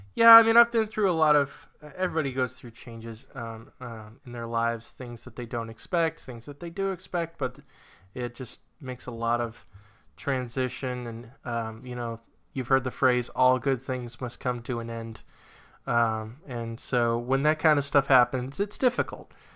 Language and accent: English; New Hampshire, United States; moved away as an adult; now in Virginia, United States; moving from New Hampshire to Virginia